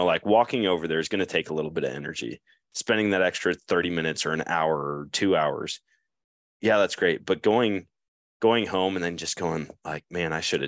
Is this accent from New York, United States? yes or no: no; Eau Claire, Wisconsin, United States; but growing up in Eau Claire, it was like 75 yards was my farthest shot through the woods, you know.